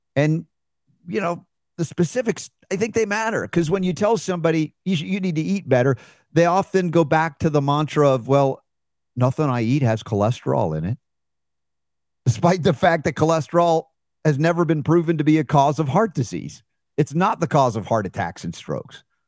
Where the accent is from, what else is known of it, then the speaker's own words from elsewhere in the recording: United States; as an American growing up in a medical family